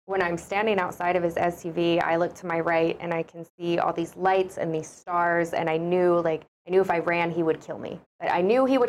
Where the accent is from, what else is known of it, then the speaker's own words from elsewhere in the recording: Oklahoma, United States; moved away; Well, originally I'm from Oklahoma. That's where I was born and raised